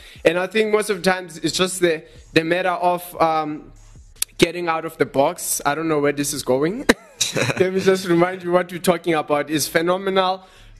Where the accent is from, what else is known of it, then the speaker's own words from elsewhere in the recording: Johannesburg, Gauteng, South Africa; Yeah, we are from Johannesburg in South Africa.